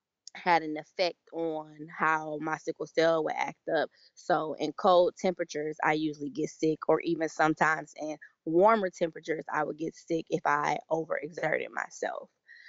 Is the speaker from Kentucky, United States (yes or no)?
no; Detroit, Michigan, United States; I'm 27. I will be 28 in exactly 2 weeks from this recording. I am from the Metro Detroit area.